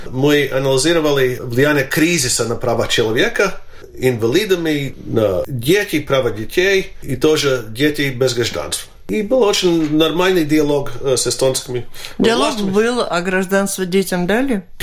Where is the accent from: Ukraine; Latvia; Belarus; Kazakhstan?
Latvia; все знают, мою биографию, знает, что я латыш.